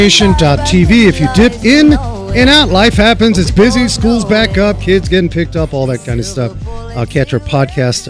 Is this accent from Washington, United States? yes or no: no; New York, United States; me growing up in New York